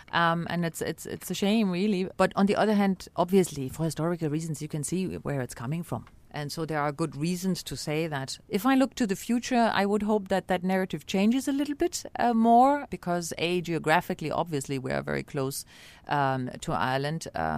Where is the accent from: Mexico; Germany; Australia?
Germany; East Berlin, Berlin; And I say, "I'm from East Berlin."